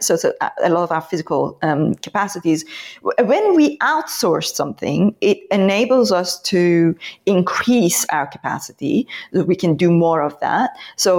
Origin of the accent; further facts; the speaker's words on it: Iran; moved away; I come from Iran